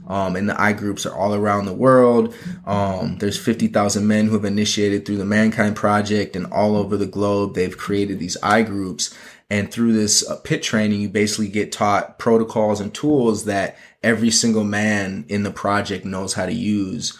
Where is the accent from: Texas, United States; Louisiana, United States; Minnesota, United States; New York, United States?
Minnesota, United States; Minneapolis; moved away as an adult; now in Los Angeles, United States; I'm originally from Minneapolis and moved out to L A really to further my fashion career.